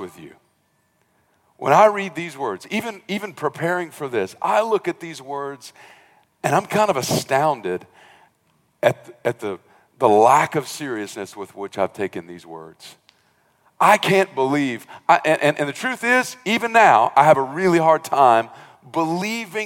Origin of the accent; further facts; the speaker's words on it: rural South Georgia, United States; moved away; I came from South Georgia, rural South Georgia. I think my dad's church at most had maybe 50 people